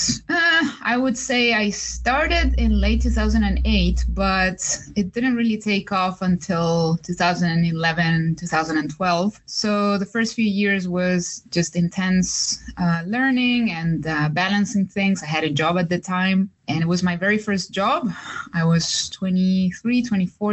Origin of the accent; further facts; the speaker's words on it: Chile; moved away; I'm from Chile